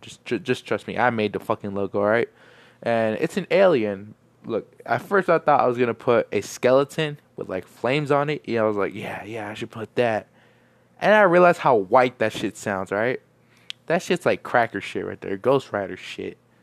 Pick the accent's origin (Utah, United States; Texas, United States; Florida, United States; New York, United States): Texas, United States; El Paso; I'm from El Paso